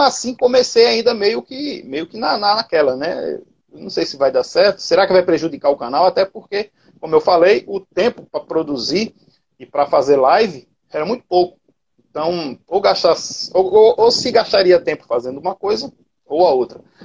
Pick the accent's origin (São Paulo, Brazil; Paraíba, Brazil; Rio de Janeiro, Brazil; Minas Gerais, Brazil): Paraíba, Brazil; Cabedelo; sou da Paraíba, mais precisamente Cabedelo, né, cidade portuária.